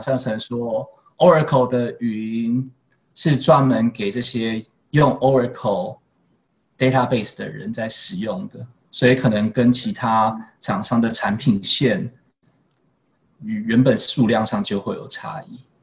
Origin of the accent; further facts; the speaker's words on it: Taiwan; moved away as an adult; now in Singapore; 这是一个台湾人蛮独特的位置可以去发挥的